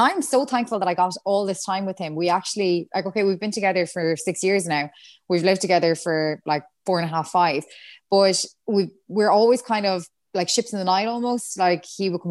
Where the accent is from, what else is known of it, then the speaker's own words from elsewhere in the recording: Galway, Connacht, Ireland; moved away as an adult; now in Dublin, Ireland; I'm from Galway. Like I just moved up here.